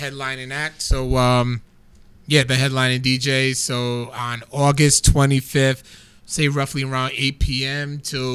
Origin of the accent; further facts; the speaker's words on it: Rhode Island, United States; I'm from Rhode Island. Fucking right, I'm from Rhode Island